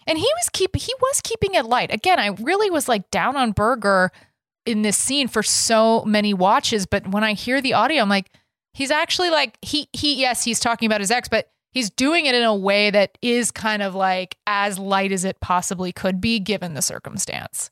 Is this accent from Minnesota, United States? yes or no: no; Texas, United States; I grew up in Texas, my and my my dad's from Texas, my mom's from New Jersey